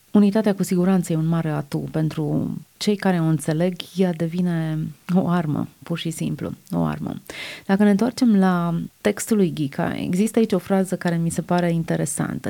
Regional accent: Romania; umilința noastră ca români, ca națiune

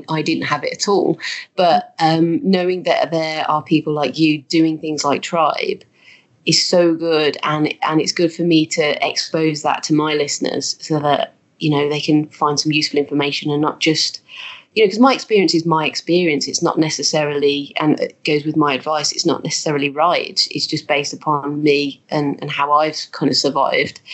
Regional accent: Birmingham, West Midlands, United Kingdom; accent: Birmingham; moved away as an adult; now in Leeds, United Kingdom; I'm from Birmingham. So we actually ended up in Leeds through his work.

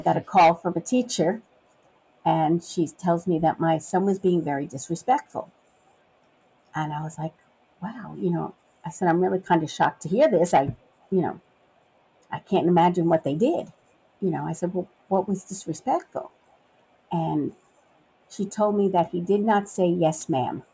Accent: New York City, New York, United States; moved away as an adult; also born or lived in Long Island, New York; now in Memphis, United States; I was born and raised in Brooklyn, New York, then moved to the suburbs of the city and lived on Long Island

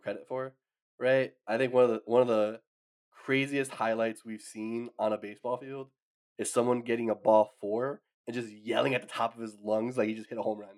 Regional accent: East Coast, United States; I'm from the East Coast

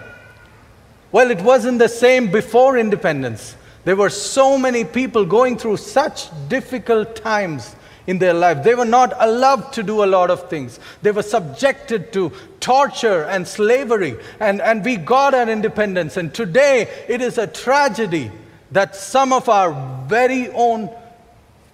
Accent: India; as Indian citizens

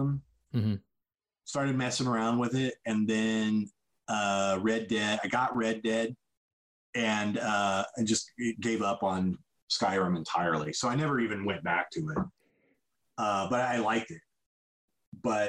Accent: Indiana, United States; moved away as an adult; now in Los Angeles, United States; I've lived here for 25 years. I'm not originally from here. I'm from Indiana

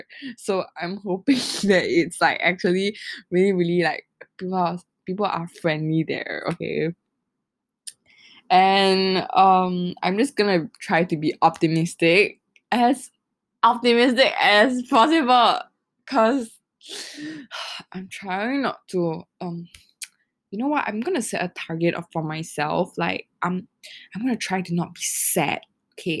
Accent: Singapore; I am from Singapore

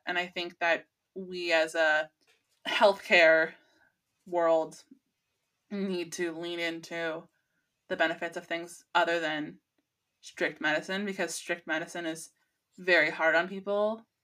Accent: California, United States; as a Californian because pot is legal here in California

